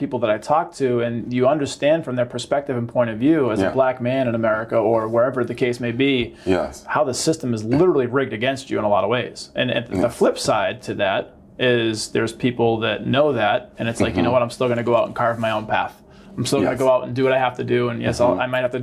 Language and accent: English; Boston, Massachusetts, United States; moved away; also born or lived in Georgia; I grew up in Boston